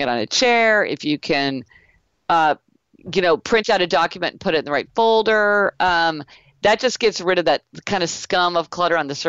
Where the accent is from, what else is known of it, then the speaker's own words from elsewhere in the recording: Kansas City, Missouri, United States; I grew up in Kansas City, Missouri